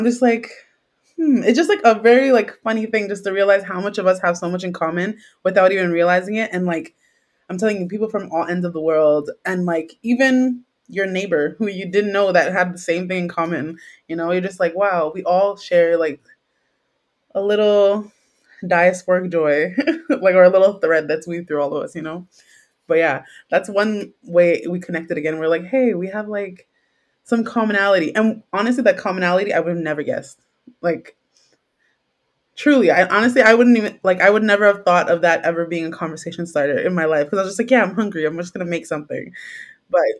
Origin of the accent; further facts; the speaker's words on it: Trinidad & Tobago; also born or lived in Jamaica; as I am a Trinidadian, Trinidad is very infused with a very multicultural place. So I grew up eating aloo paratha